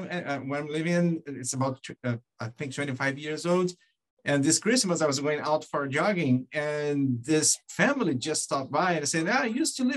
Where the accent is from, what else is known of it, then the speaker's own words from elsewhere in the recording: Brazil; moved away as an adult; now in United States; I was born in Brazil. I came to US back in 2001.